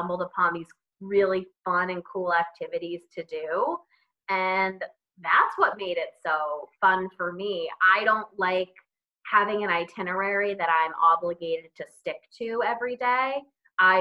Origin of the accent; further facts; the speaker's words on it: New York City, New York, United States; as a New Yorker